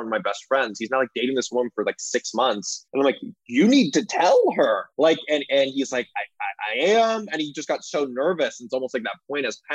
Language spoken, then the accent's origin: English; Los Angeles, California, United States; accent: Valley girl; moved away as an adult; now in New York, United States; I was born and raised in Los Angeles. I'm a Valley boy, and I do have a slight Valley girl accent